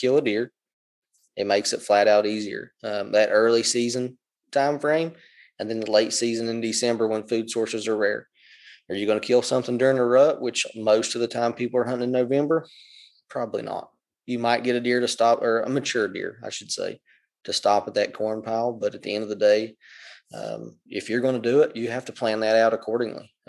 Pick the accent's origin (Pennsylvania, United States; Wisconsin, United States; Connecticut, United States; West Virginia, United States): West Virginia, United States; Southern; moved away; I come from Southern West Virginia where you don't have flat ground.